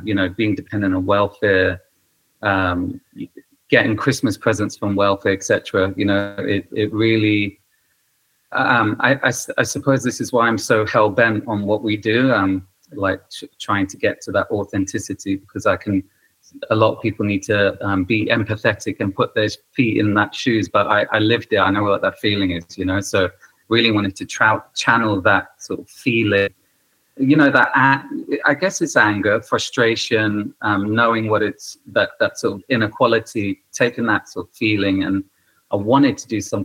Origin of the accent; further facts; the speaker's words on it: Canada; moved away; I grew up sort of in Canada as a refugee